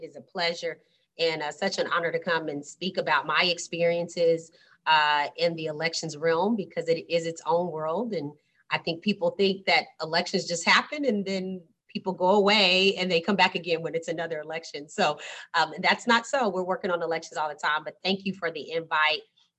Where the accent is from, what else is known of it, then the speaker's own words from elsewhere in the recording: Austin, Texas, United States; now in Houston, United States; I'm an Austin native, so I grew up in Austin, Texas.